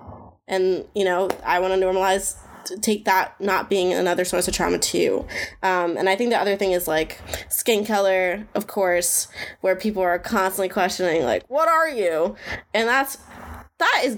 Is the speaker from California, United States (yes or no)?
no; Washington, New Jersey, United States; I'm from Washington, New Jersey